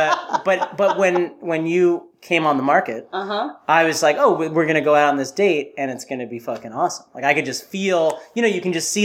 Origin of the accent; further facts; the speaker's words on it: New York City, New York, United States; also born or lived in Brooklyn; I left Manhattan when I was 17 to go to college. So I am equal parts Brooklyn and Manhattan